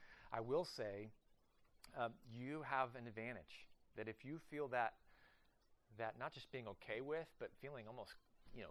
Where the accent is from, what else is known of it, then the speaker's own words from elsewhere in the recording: Oklahoma, United States; moved away as an adult; also born or lived in southern Ohio / southeast of Cleveland, Ohio; now in Columbus, United States; I am actually from the great state of Oklahoma